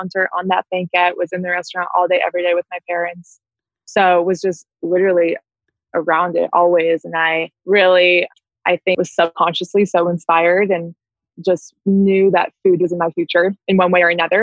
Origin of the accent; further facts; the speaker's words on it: Boston, Massachusetts, United States; I was born and raised in Boston, Massachusetts.